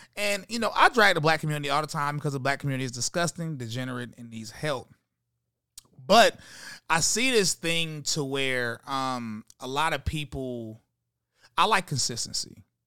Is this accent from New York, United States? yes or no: no; High Point, North Carolina, United States; I'm from High Point, North Carolina